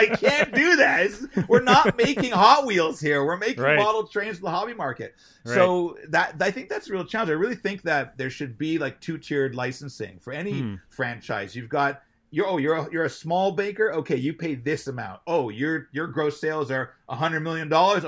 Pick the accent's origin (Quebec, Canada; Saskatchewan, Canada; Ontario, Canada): Ontario, Canada; Toronto; also born or lived in Montreal; I was born in Montreal, moved to Toronto when I was young.